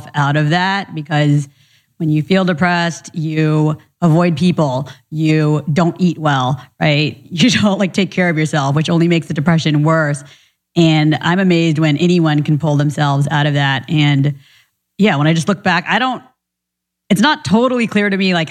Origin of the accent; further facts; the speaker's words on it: Orange County, California, United States; also born or lived in Orlando, Florida; I was born in Florida, but grew up in Orange County in Little Saigon, not too far from here